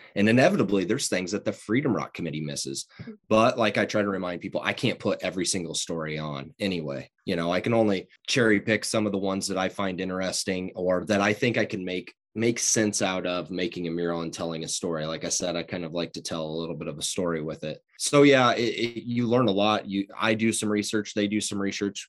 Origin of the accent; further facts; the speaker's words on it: Fontenelle, Iowa, United States; now in Greenfield, United States; I'm from Southwest Iowa, grew up in Fontenelle, live in Greenfield